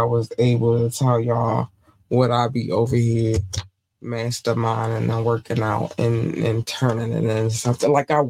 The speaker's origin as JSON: {"language": "English", "region": "North Carolina", "country": "United States", "tie": "born there", "said": "Baby, I was born in North Carolina. It's a lot more to that story, but I'm not going to get into it tonight. But yeah, I was born in North Carolina."}